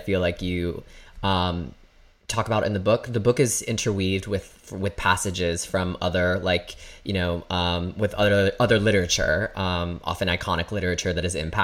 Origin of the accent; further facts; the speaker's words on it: Michigan, United States; I grew up in Michigan